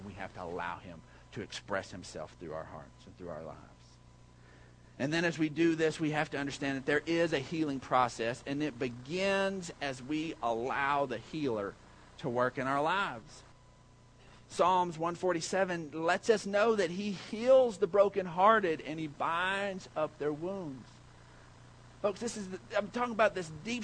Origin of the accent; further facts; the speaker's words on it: Odessa, Texas, United States; I grew up and lived in Odessa, Texas.